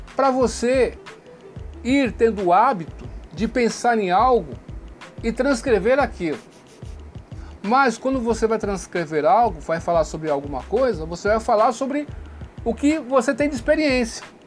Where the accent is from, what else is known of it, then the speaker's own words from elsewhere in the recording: Brazil; eu também sou brasileiro. Nós brasileiros